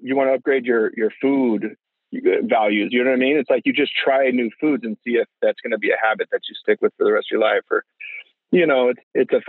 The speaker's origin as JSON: {"language": "English", "region": "California", "country": "United States", "tie": "born or raised there", "said": "I grew up in California"}